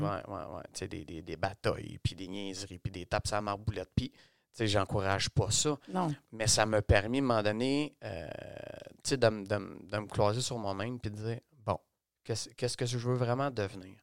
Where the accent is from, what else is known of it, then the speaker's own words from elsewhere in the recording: Montreal, Quebec, Canada; je suis né à Montréal de deux parents